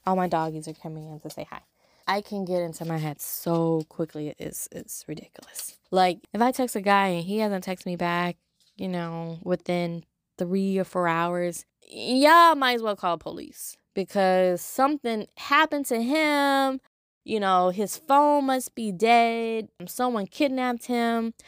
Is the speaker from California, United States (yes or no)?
yes; Los Angeles, California, United States; moved away as an adult; now in Louisiana, United States; I'm from Los Angeles